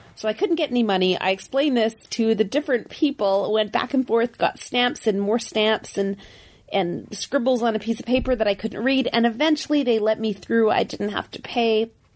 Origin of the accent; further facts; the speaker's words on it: Canada; I said I was from Canada